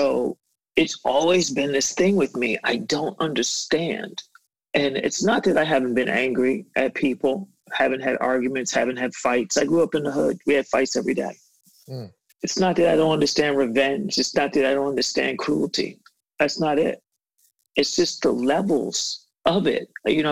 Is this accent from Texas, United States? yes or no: no; New York City, New York, United States; I grew up in Bed-Stuy, do or die, as we used to call it.